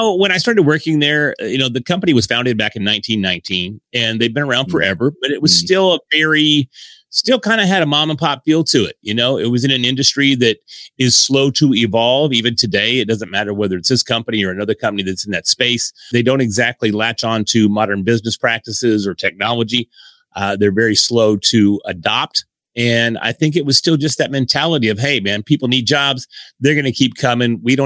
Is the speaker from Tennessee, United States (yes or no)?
no; Sherman, Texas, United States; also born or lived in Dallas, Texas; the small town that I'm from. I'm from Sherman, Denison area here in Texas, which is North Texas